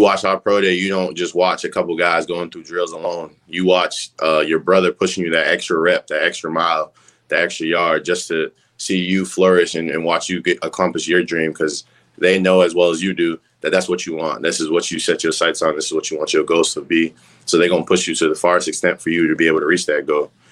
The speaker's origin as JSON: {"language": "English", "region": "Massachusetts", "country": "United States", "moved": "as an adult", "said": "I'm from up north. I'm from Massachusetts"}